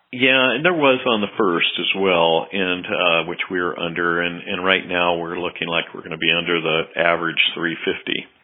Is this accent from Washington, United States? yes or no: yes; Seattle, Washington, United States; I grew up in the Seattle area